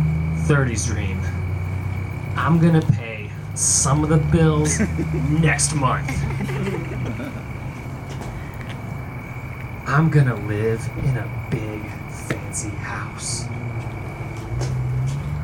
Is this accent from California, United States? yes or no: no; Tulsa, Oklahoma, United States; I grew up in South Tulsa